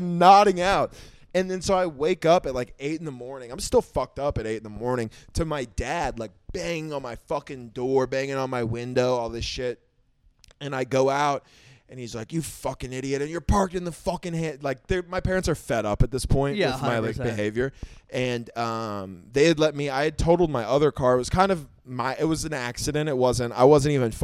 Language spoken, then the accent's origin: English; Oklahoma, United States; also born or lived in South Florida; now in Austin, United States; from being in Oklahoma